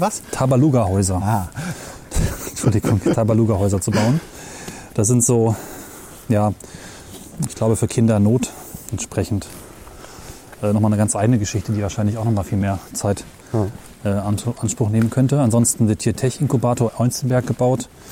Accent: Weserbergland near Hameln, Lower Saxony, Germany; ich bin aufgewachsen im Weserbergland bei Hameln

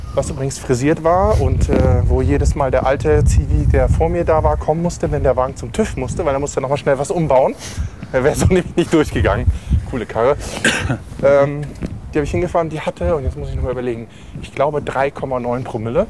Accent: Lüneburg, Lower Saxony, Germany; in der Herberge zur Heimat in Lüneburg gemacht, in meiner Heimatstadt

